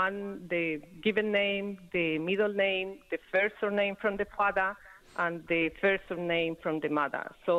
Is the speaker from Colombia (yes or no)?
yes; Colombia; moved away; I'm from Colombia.